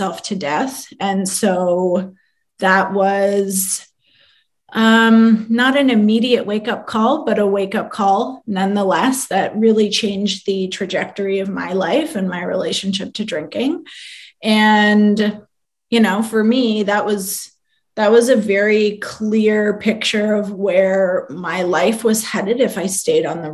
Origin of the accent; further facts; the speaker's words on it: London, Ontario, Canada; now in Toronto, Canada; I am from London, Ontario, Canada, which is not too far from here